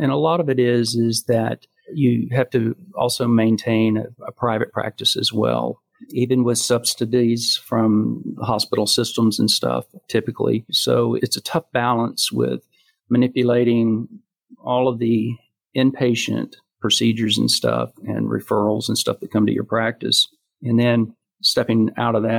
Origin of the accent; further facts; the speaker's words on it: Texas, United States; moved away as an adult; also born or lived in Jacksonville / Savannah, Georgia; now in Charlotte, United States; I grew up in Texas